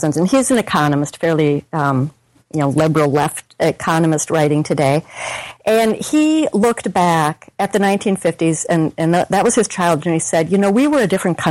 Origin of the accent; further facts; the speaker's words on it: Minnesota, United States; I'm from Minnesota, and I went to the University of Minnesota.